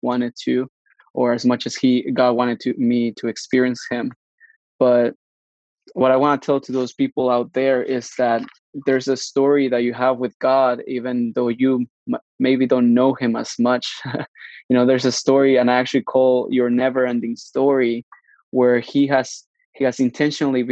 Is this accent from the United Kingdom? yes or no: no; Mexico; now in Canada; I was born in Mexico, grew up in Mexico